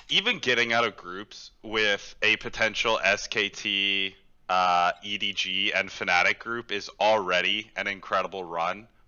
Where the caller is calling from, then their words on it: Houston, Texas, United States; Uh, Houston, Texas.